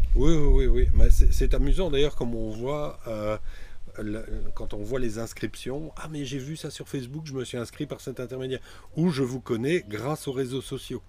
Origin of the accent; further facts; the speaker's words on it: Mouscron, Wallonia, Belgium; À la base, je suis moucronois, c'est-à-dire que c'est une petite ville relativement bien connue dans le Hainaut.